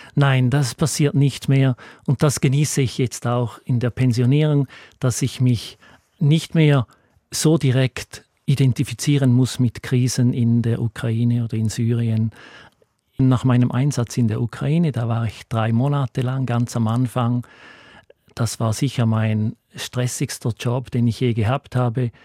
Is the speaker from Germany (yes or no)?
no; Appenzell, Switzerland; moved away as an adult; bin im Appenzeller Land aufgewachsen und mit 30 Jahren ausgewandert